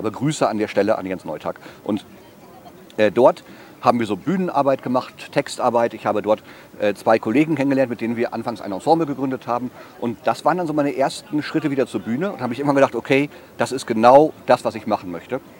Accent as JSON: {"language": "German", "town": "Münster", "region": "North Rhine-Westphalia", "country": "Germany", "tie": "born or raised there", "also_born_or_lived": "Düsseldorf", "said": "mal für 20 Jahre nach Düsseldorf gezogen und dann aber wieder zurück nach Münster, weil äh, Münster ist meine Heimat und es gibt keinen einzigen Ort auf der Erde, an dem ich mich so zu Hause und wohlfühle wie Münster."}